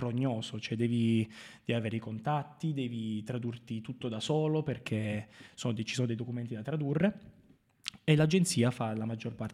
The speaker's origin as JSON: {"language": "Italian", "town": "Marconia", "region": "Basilicata", "country": "Italy", "said": "fare qualcosa di buono anche nella mia terra, che a cui"}